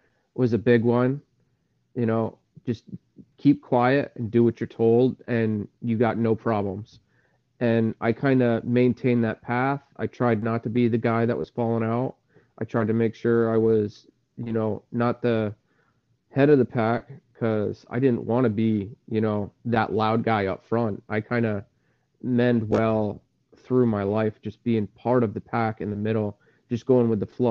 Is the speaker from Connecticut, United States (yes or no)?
yes; Salem, Connecticut, United States; I came from Salem, Connecticut. I grew up, I guess you could say lower middle class